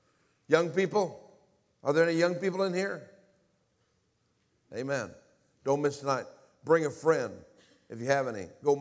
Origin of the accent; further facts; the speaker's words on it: Indianapolis, Indiana, United States; born there; I was born in Indianapolis, Indiana. I was born into a home that from all outward appearances had everything.